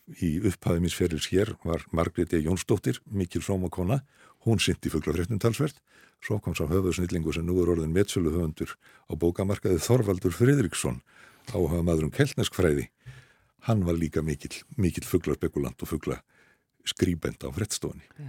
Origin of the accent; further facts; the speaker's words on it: Reykjavík, Capital Region, Iceland; also born or lived in Skagafjörður (ancestry); ég er nú einfallega bara reykingur